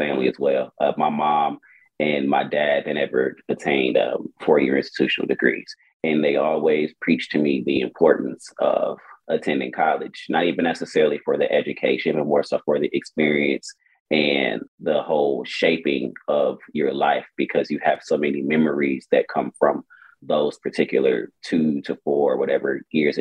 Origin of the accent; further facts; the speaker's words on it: Milwaukee, Wisconsin, United States; moved away as an adult; now in Houston, United States; I'm born and raised in Milwaukee, Wisconsin, and I moved to Houston, Texas about 2014